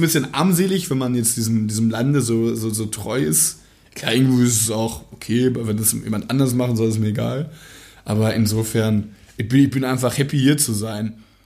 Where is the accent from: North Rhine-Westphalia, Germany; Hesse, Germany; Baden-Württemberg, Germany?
North Rhine-Westphalia, Germany; Dortmund; Ich komme aus der Nähe von Dortmund. aus der Nähe von Dortmund. Dortmund ist meine Heimat.